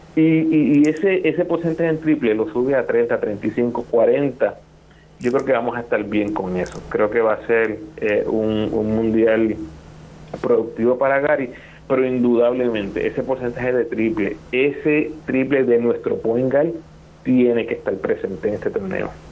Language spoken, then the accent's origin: Spanish; Puerto Rico; nosotros como puertorriqueños